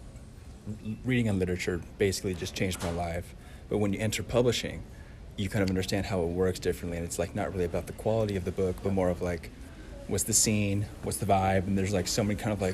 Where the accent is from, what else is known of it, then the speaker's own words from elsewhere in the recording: Orange County, California, United States; moved away as an adult; now in Boston, United States; I'm from Orange County, which is typically understood as being just a mega affluent region of the country.